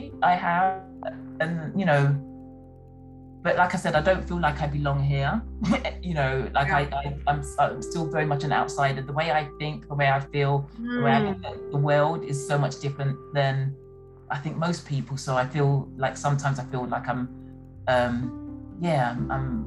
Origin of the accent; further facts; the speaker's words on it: London, United Kingdom; now in Washington DC area, United States; But we grew up in an area called Tottenham